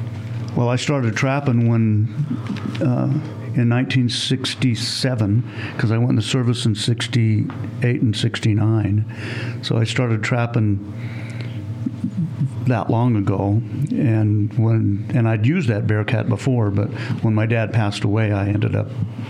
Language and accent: English; Reno, Nevada, United States; I was born in Reno, and grew up in Reno.